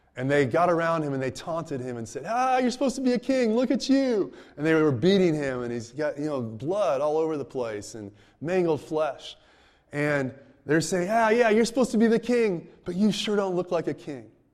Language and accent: English; United States; as an American